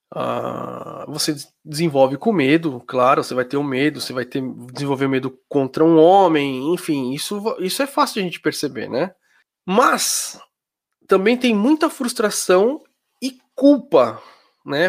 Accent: Brazil; moved away as an adult; now in Germany; eu sou brasileiro, tá, eu morava no Brasil, aí eu mudei para Alemanha

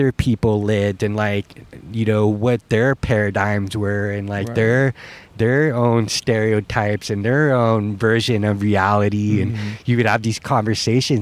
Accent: San Francisco, California, United States; moved away; growing up in San Francisco

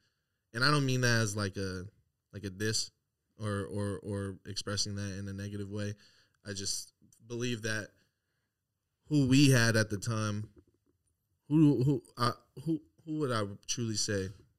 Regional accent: Seattle, Washington, United States; Growing up in Seattle

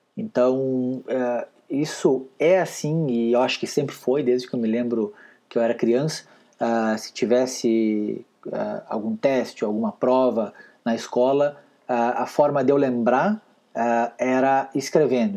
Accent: Rio Grande do Sul, Brazil; moved away as an adult; also born or lived in Paraná / Curitiba; eu nasci e fui criado lá no Rio Grande Amado, sou gaúcho

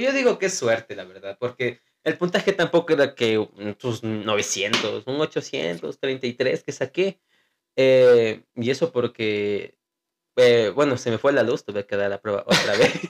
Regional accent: Ecuador; como somos del Ecuador

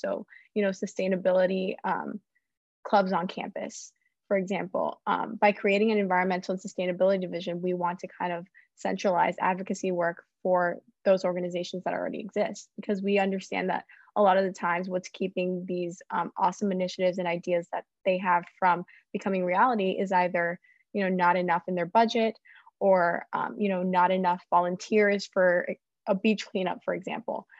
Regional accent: Miami, Florida, United States; moved away as an adult; I'm from Miami

